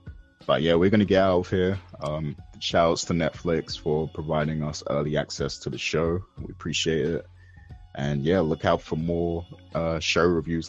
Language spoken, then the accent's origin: English; United Kingdom; as the British guy